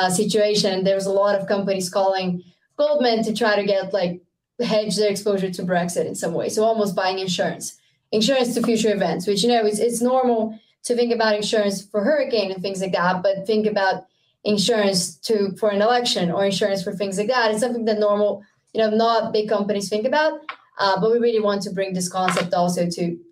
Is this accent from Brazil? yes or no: yes; Rio de Janeiro, Brazil; now in United States; I'm from Brazil. It's always summer. It's always very, very hot. Yeah. Where I'm from in Rio